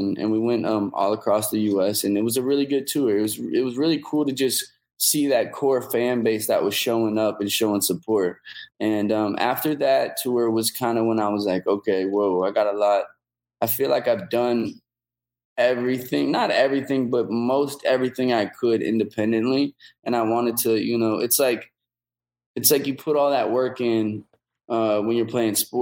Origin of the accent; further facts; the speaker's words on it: Omaha, Nebraska, United States; go back home to Omaha